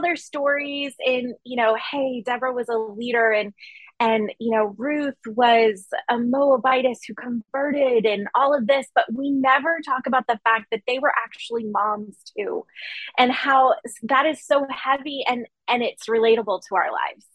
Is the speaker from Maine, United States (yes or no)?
yes; Maine, United States; now in Memphis, United States; So I grew up in Maine and I grew up in a really small town in a small community